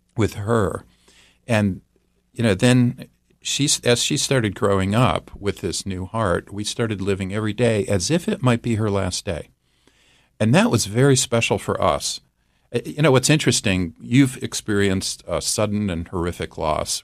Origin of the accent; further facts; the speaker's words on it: Midwest, United States; I'm from the Midwest